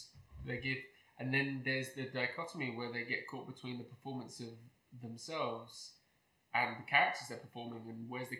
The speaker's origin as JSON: {"language": "English", "region": "New York", "country": "United States", "lives_now": "Los Angeles, United States", "said": "when I was in New York, I'm from New York, and I love New York"}